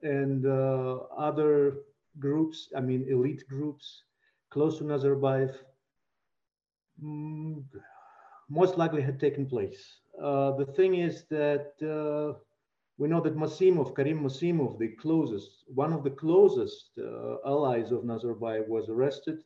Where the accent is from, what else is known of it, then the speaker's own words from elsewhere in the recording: Kazakhstan; now in Prague, Czech Republic; my country, Kazakhstan